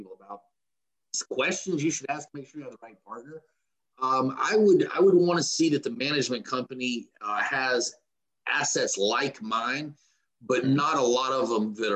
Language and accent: English; Macon, Georgia, United States; moved away as an adult; now in Atlanta, United States; I am in Atlanta. I am from Macon, Georgia, which is about an hour and a half south of Atlanta